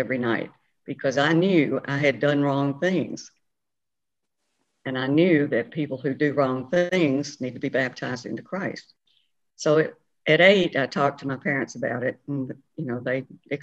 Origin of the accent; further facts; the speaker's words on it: Franklin, Tennessee, United States; I grew up in Franklin, Tennessee, with my father, was postmaster of Franklin